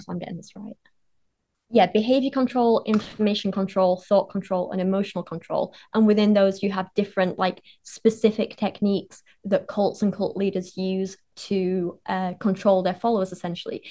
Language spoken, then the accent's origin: English; Penistone, Yorkshire and the Humber, United Kingdom; Barnsley is near where I grew up. I grew up in Penistone